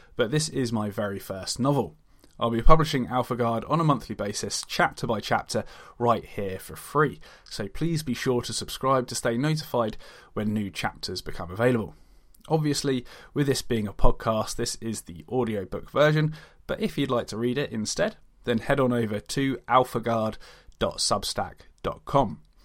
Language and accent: English; Hampshire, South East England, United Kingdom; I'm a writer from Hampshire in the U K